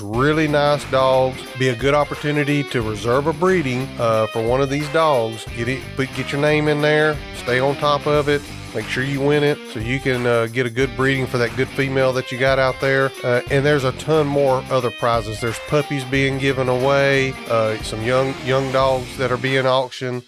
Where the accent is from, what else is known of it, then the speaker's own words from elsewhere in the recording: Southeast Alabama, United States; moved away; my old stomping grounds. I'm actually from Southeast Alabama